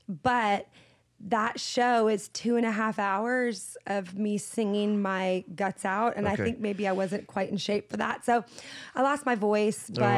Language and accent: English; Seattle, Washington, United States; I grew up in Seattle, which is not exactly the hotbed of Christian anything, but there are Christians there and incredible churches there. And I was raised in the church. So I was raised in a musical family.